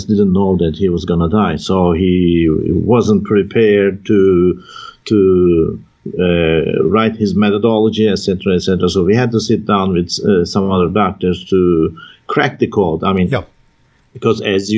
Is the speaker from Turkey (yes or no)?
yes; Taurus Mountains, southern Turkey, Turkey; moved away; I was raised in the Taurus Mountains in the southern part of Turkey